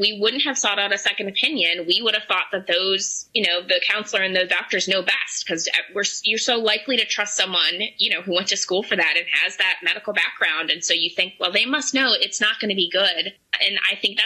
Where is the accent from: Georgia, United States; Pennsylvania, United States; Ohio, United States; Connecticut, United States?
Pennsylvania, United States; Pittsburgh; now in State College, United States; we're from Pittsburgh